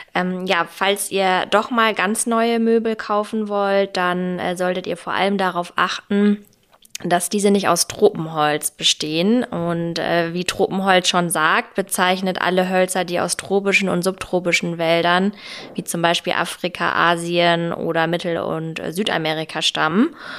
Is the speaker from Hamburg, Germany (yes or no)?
yes; Hamburg, Germany; moved away; aus meiner Heimat Hamburg